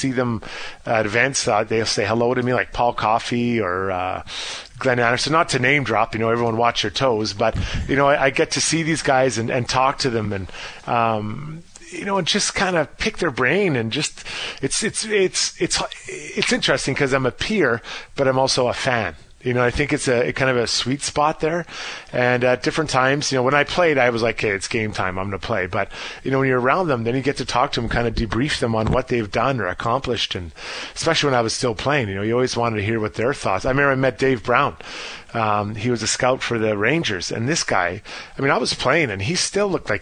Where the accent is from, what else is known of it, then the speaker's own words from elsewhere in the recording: Edmonton, Alberta, Canada; play for that team in front of my hometown